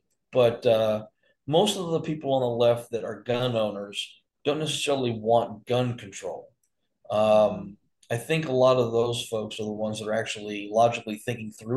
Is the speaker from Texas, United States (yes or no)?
yes; Texas, United States; now in Arizona, United States; I grew up in Texas